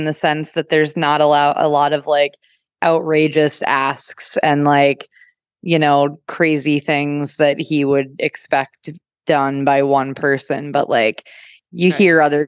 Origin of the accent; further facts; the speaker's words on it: United States; I'm from America